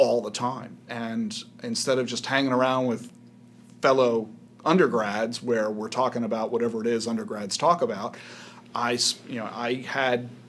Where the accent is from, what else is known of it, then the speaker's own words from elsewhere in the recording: outside Philadelphia, New Jersey, United States; moved away; Grew up in South Jersey, outside Philadelphia